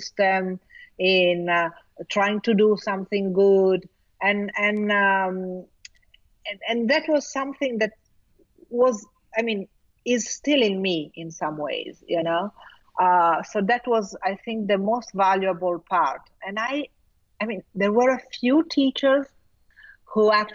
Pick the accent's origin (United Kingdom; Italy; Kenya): Italy; first language Italian; English is a second language; also born or lived in Milan; I was quite good in Italian. Well, because it's my native language